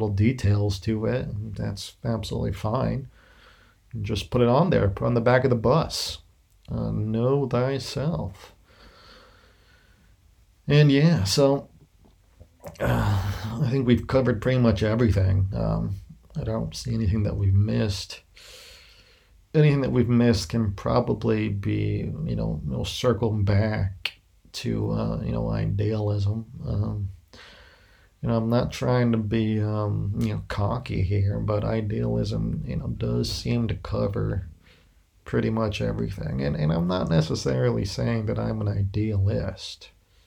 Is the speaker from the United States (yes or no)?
yes; United States; moved away as an adult; now in Spain; my background as an American living abroad. Though I am perhaps closer now to Greece, as I'm living in Spain